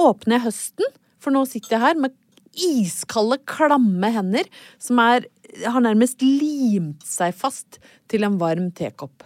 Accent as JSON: {"language": "Norwegian", "town": "Brøttum", "region": "Innlandet", "country": "Norway", "tie": "born or raised there", "moved": "yes", "lives_now": "Oslo, Norway", "said": "jeg kommer jo fra Brøttum"}